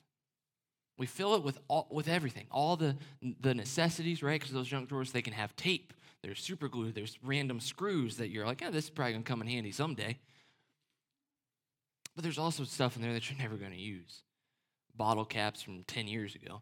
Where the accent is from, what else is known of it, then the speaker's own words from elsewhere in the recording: the North, United States; My family's from the South, even though I was raised in the North.